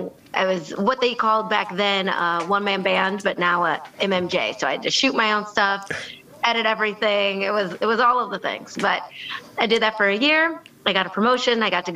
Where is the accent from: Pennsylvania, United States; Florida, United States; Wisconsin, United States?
Wisconsin, United States; moved away as an adult; also born or lived in Alabama / Geneva, New York / Rochester, New York / Louisville, Kentucky; now in Maryland, United States; I was born in Alabama, actually, little known fact, but I was raised in Wisconsin. I moved up to Wisconsin. I was like 3 months old. So you got to claim the cheese state. But I grew up in Wisconsin, went to school in Wisconsin